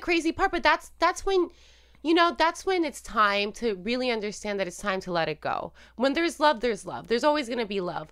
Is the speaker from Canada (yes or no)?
no; Puerto Rico; moved away as an adult; also born or lived in Illinois; now in United States; I am Puerto Rican, born and raised in Puerto Rico